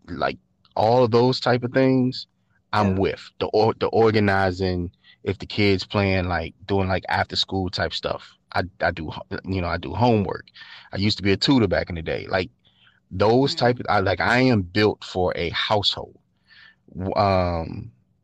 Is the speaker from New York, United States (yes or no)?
no; Richmond, Virginia, United States; I'm from Richmond